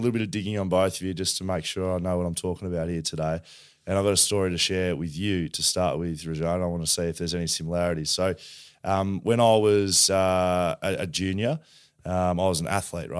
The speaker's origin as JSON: {"language": "English", "town": "Melbourne", "region": "Victoria", "country": "Australia", "tie": "born or raised there", "also_born_or_lived": "Geelong", "moved": "yes", "lives_now": "Perth, Australia", "said": "I grew up in Melbourne"}